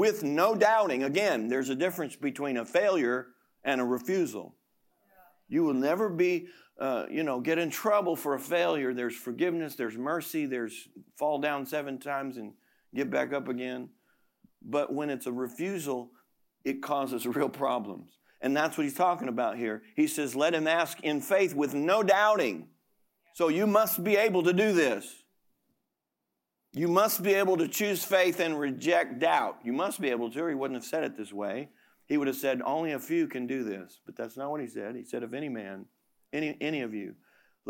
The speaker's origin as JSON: {"language": "English", "country": "United States", "tie": "born or raised there", "said": "I'm an American"}